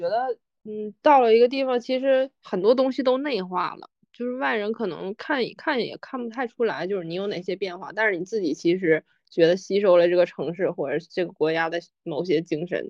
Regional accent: Tieling, Liaoning, China; moved away; 我我就可能说我就我就是我老家，我老家就是铁岭，

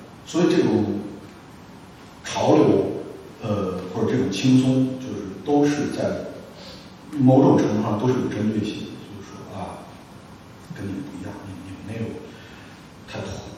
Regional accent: Lanzhou, Gansu, China; moved away; 一下我从兰州来的，光熙一下，然后住在东四一地下室里边，当时发大水就下雨，然后那周周围都是发霉的那种胡同的气息

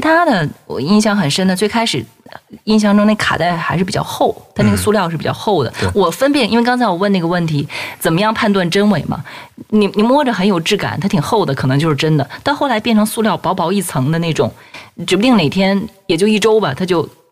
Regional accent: Northeast China, China; 我老家是东北的。然后东北那个地方呢，嗯，那个时候正常晚上天黑的也比较早

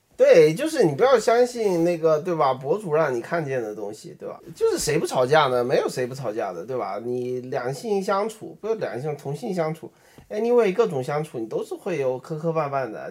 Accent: Beijing, China; accent: Beijing accent (北京腔); 我们就上班儿，在那个北京上班儿

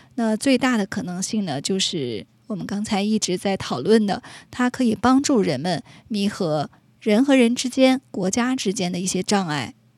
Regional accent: China; 我们中国人也讲求这个精气神儿啊

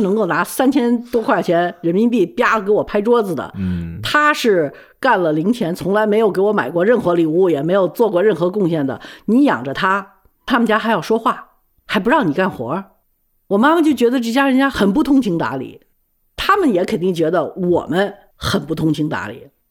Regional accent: China; moved away; also born or lived in United States; 我呢，是因为从小物质条件是比较丰厚的，又去了美国之后，也受了美国人的那种教育。我觉得我英文不差，我什么都不差，但是我为什么回国来之后

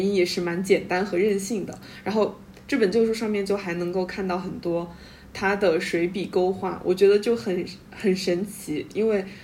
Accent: China; 尤其是我们中国人

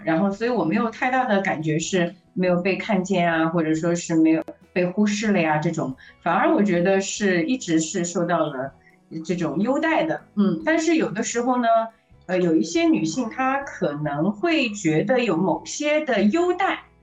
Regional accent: Shanghai, China; 因为我可能是从小出生在上海，又是经历了独生子女的这样的一个大环境

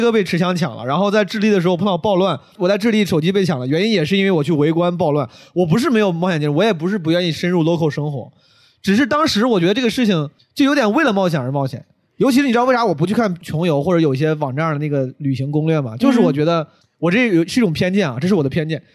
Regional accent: Henan, China; moved away; 有我老乡， 有很多五 多 十岁的 很多河南人，然后还还是我老家的

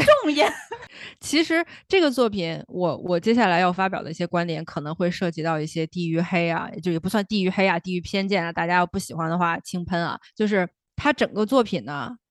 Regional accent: northern China, China; 我是北方，我不是北京人，但是我是北方人

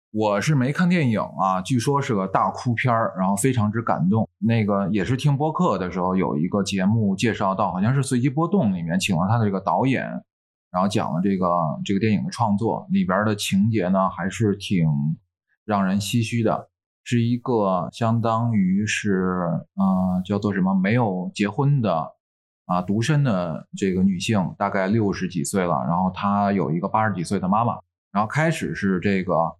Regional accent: Tianjin, China; accent: Tianjin dialect; 像我们天津，我，我是天津的，那我天津话，我随口就说

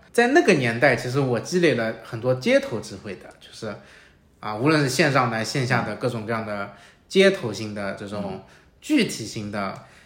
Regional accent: Shanghai, China; 我老家就是上海

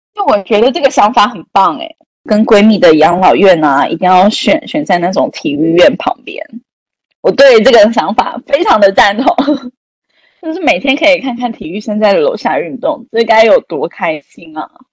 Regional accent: Taiwan; now in China; 身为一个台湾人

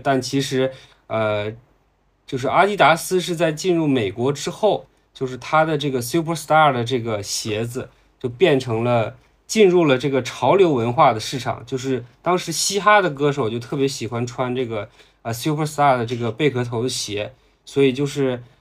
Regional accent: Heilongjiang, China; moved away; 我的老家在黑龙江啊

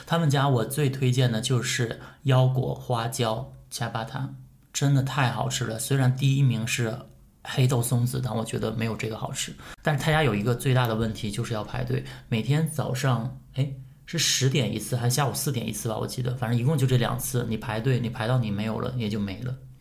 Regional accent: Northeast China, China; now in Shanghai, China; 因为小的时候对上海还是蛮有憧憬的，作 为东北人

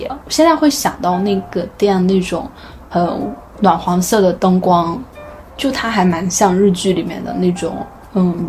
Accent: North China, China; 作为一个北方人，我就是非常喜欢吃面。

